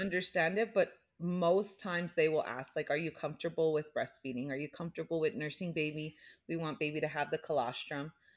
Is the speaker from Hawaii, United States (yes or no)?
yes; Hawaii, United States; growing up in Hawaii, like, I just, we had this sense of community